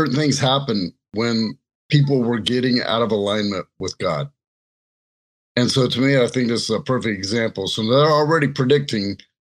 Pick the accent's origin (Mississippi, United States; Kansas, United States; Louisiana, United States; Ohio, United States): Louisiana, United States; I grew up in Louisiana